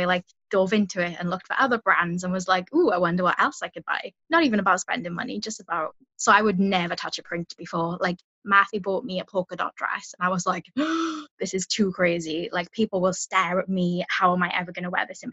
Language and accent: English; South Wales, United Kingdom; I'm from South Wales